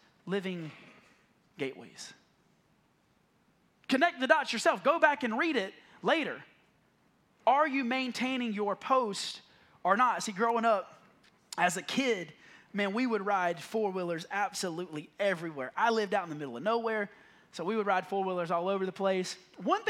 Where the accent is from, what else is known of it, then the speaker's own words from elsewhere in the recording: the South, United States; I grew up in the South